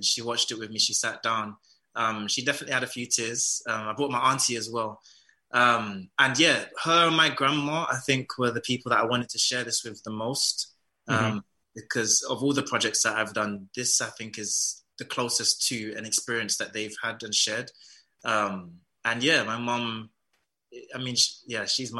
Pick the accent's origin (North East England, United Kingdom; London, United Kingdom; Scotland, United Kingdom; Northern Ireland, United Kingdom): London, United Kingdom; My culture is like, my heritage is Jamaican. I was born in London